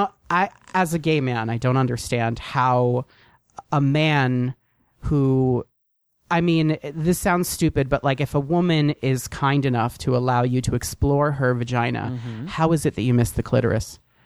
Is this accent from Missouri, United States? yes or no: no; New Jersey, United States; I'm from New Jersey